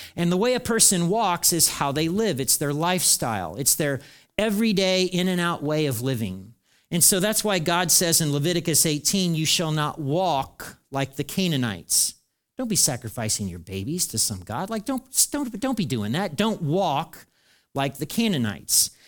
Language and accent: English; United States; I'm an American